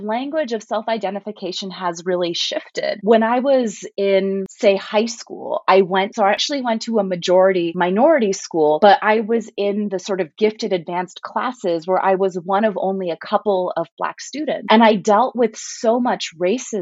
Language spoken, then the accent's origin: English; United States; I speak Italian with an accent because I grew up in the United States